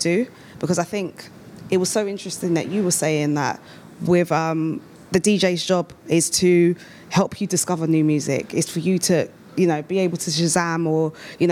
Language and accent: English; United Kingdom; growing up as a British-born, like, African